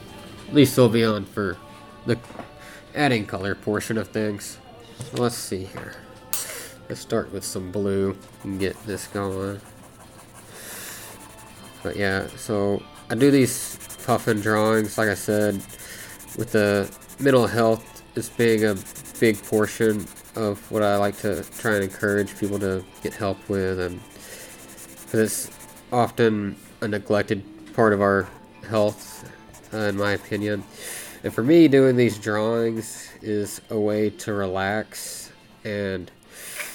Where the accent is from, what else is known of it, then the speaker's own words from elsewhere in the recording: Arkansas, United States; now in Alaska, United States; I grew up in Arkansas